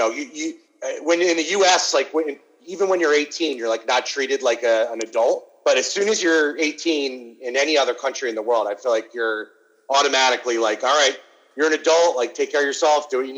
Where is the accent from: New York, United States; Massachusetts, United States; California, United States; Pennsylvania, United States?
California, United States; So, we're from California.